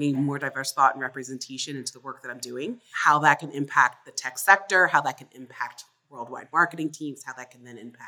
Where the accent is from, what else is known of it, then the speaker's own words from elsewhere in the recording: Fort Lauderdale, Florida, United States; I grew up in South Florida. Our family was the first Black family to move into a basically white, middle-class suburb of Fort Lauderdale